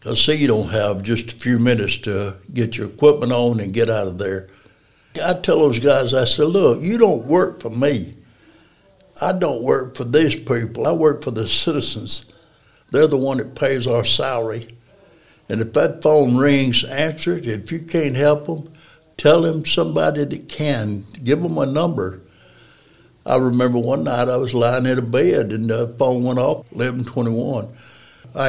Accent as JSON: {"language": "English", "town": "Decatur", "region": "Alabama", "country": "United States", "tie": "born or raised there", "moved": "as an adult", "lives_now": "Athens, United States", "said": "I'm from Decatur. I was born, raised in Decatur"}